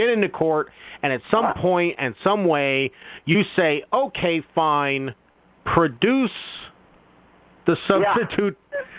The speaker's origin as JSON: {"language": "English", "region": "New Jersey", "country": "United States", "tie": "born or raised there", "moved": "as an adult", "lives_now": "Oregon, United States", "said": "I grew up in New Jersey, but I live in Oregon. I've lived here for 30 years, well, 25"}